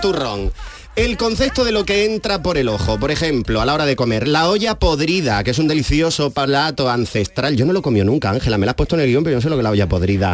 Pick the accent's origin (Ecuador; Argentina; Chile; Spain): Spain; Almería, Andalusia; yo soy de Almería, Almería tierra gastronómica